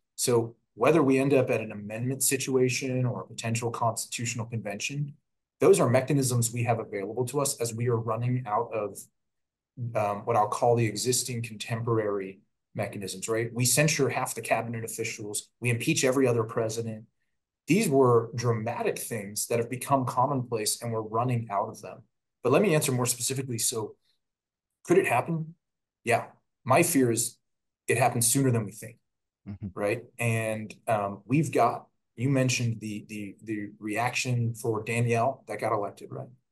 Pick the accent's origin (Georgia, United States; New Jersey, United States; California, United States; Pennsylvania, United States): Pennsylvania, United States; my home state of Pennsylvania